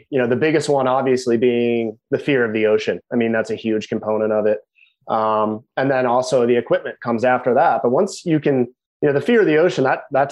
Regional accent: Margate City, New Jersey, United States; I grew up in South Jersey on Absecon Island, a town called Margate, just south of Atlantic City.

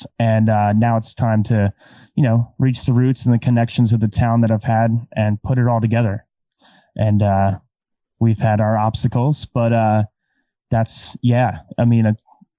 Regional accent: Scotland, United Kingdom; I'm Scottish.

